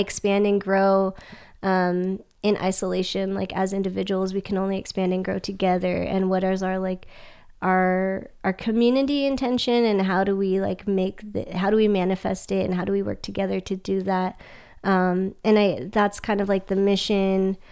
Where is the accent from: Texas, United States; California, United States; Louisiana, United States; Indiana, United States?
California, United States; Sacramento; moved away; I'm originally from Sacramento